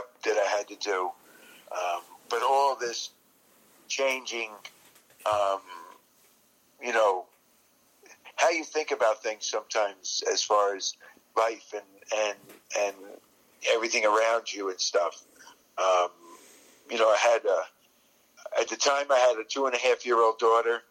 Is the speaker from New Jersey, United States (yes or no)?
yes; New Jersey, United States; I grew up in New Jersey.